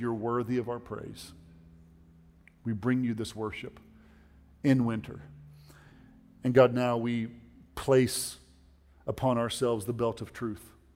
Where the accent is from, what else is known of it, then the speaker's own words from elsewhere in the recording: Oklahoma, United States; we're from Oklahoma